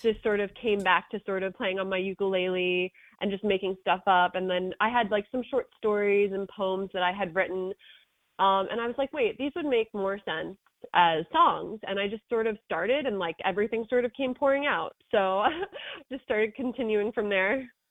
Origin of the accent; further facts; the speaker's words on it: Wantagh, New York, United States; I grew up in Wantagh